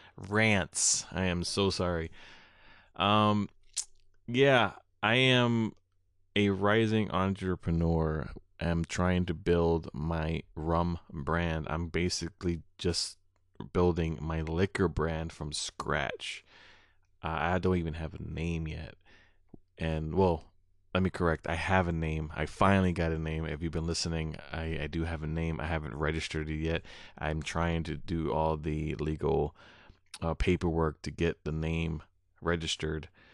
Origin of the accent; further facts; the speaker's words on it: Prairie du Sac, Wisconsin, United States; here in my hometown in Prairie du Sac